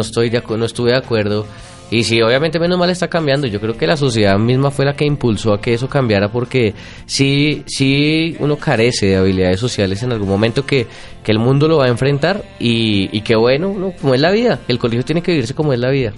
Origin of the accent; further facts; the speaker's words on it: Bogotá, Colombia; yo nací en Bogotá, Mm. el 3 de abril de 1983. Hoy mi familia toda es rola